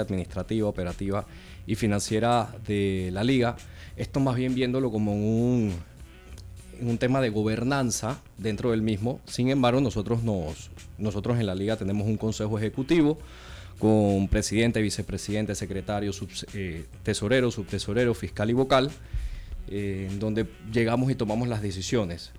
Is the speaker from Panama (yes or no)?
yes; Panama; soy de aquí de Panamá, nací de Panamá. Tengo de parte de papá, abuelos italianos, pero 100% panameño